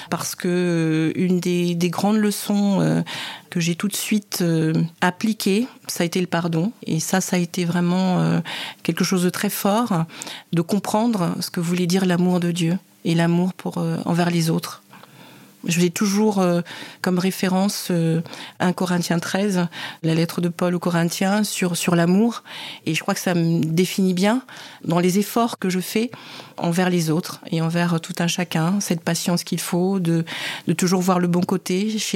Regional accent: Cameroon; et c'est pas du tout à ma voix que vous pouvez constater que je suis camerounaise.

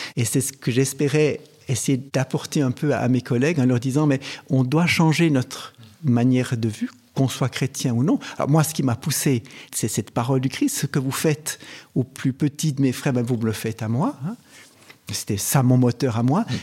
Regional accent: Switzerland; chez nous en Suisse

